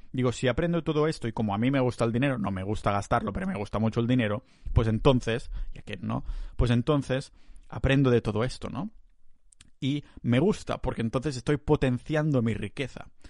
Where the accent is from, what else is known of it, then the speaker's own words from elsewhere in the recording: Catalonia, Spain; moved away; yo soy muy catalán